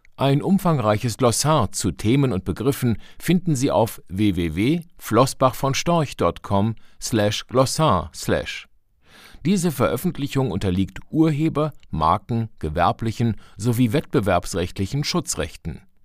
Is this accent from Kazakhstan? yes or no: no; Germany; Bei uns in Deutschland